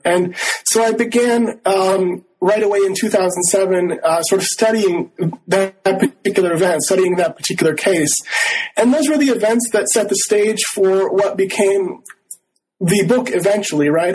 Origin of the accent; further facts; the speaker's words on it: Rochester, Minnesota, United States; also born or lived in Northfield, Minnesota; I grew up in Rochester, Minnesota, in southeastern Minnesota